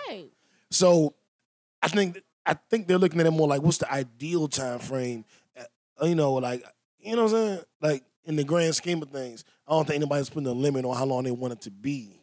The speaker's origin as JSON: {"language": "English", "town": "Washington", "region": "District of Columbia", "country": "United States", "accent": "DC", "said": "My DC accent"}